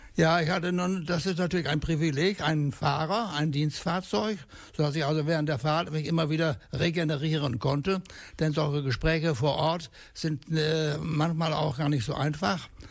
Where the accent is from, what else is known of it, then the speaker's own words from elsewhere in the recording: Papenburg, Lower Saxony, Germany; moved away as an adult; also born or lived in Arnsberg / Düsseldorf / Sauerland; now in Brilon, Germany; Ich stamme aus Papenburg, dort wo die großen Schiffe von der Meierwerft fabriziert werden